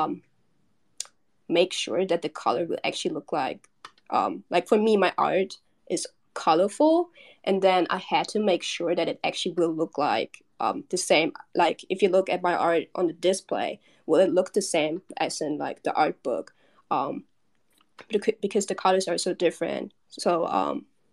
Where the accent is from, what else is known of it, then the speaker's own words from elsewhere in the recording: Germany; Well, I grew up in Germany. I was born and raised in Germany